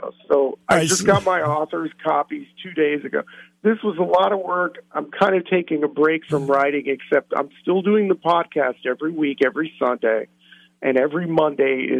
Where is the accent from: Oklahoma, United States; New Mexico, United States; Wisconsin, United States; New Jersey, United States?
New Mexico, United States; now in San Diego, United States; I live in San Diego, California right now, but I grew up in New Mexico